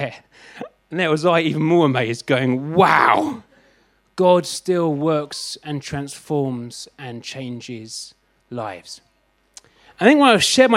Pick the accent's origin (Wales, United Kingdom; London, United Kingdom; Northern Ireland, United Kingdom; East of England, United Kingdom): London, United Kingdom; I'm from London